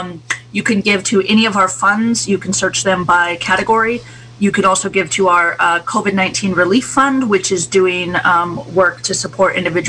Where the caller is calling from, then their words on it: Ukiah, California, United States; Zoom, I'm calling you from Ukiah.